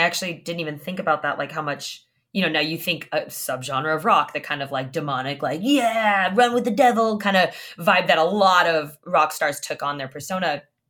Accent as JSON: {"language": "English", "region": "Southern California", "country": "United States", "said": "I am from Southern California. My whole family lives here"}